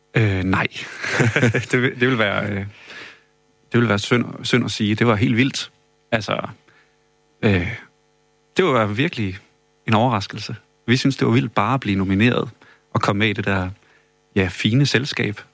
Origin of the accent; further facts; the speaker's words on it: Bredebro, Southern Denmark, Denmark; jeg kommer ned fra Bregebro, nede ved Tønder